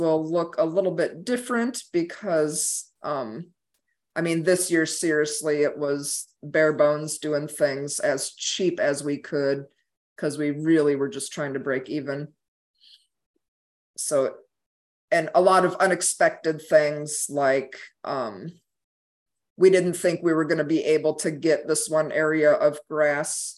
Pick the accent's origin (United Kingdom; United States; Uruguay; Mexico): United States; Midwest; now in Wake Forest, United States; growing up in the Midwest